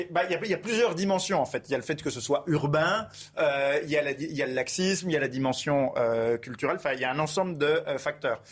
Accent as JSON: {"language": "French", "town": "Besançon", "region": "Bourgogne-Franche-Comté", "country": "France", "tie": "born or raised there", "said": "dans mon enfance, euh, à Besançon"}